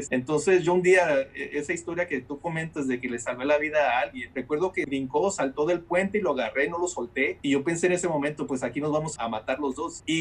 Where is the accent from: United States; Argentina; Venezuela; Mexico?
United States; California; Yo estudié y crecí en California. Cuando emigramos para Estados Unidos, mis padres nos trajeron a, California